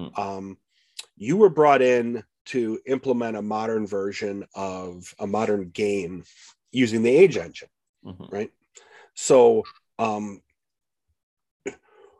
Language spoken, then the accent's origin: English; Midwest, United States; accent: Midwest; I'm using my Midwest accent